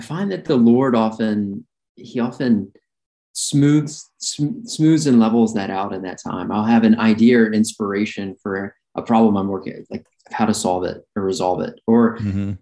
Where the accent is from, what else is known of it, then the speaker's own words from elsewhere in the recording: Birmingham, Alabama, United States; I grew up in Alabama, Birmingham, Alabama